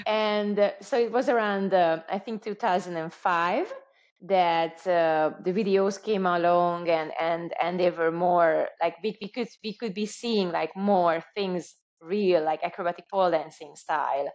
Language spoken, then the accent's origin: English; Budapest, Hungary; moved away as an adult; now in Spain; Budapest, my hometown